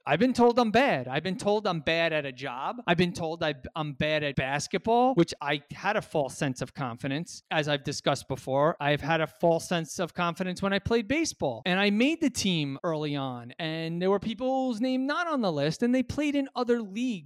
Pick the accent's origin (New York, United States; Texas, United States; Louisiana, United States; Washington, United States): New York, United States; New York City; I'm a New Yorker